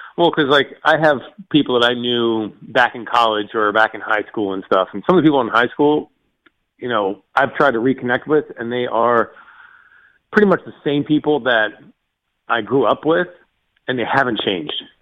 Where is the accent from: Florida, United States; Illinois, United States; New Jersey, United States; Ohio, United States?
Florida, United States; Fort Lauderdale; moved away; I grew up on the East Coast of Florida